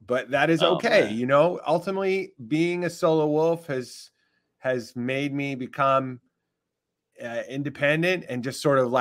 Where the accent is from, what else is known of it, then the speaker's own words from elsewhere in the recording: Winston-Salem, North Carolina, United States; Originally, I am from Winston-Salem, North Carolina. I grew up in North Carolina.